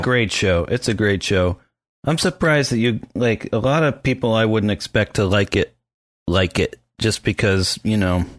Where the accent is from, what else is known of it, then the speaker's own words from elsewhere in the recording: Tannersville, Pennsylvania, United States; I'm from Tannersville